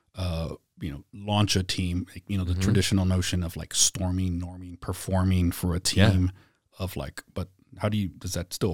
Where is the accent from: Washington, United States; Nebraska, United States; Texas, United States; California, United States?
Texas, United States; San Antonio; So yeah, I grew up on the South Side, went to South San Antonio.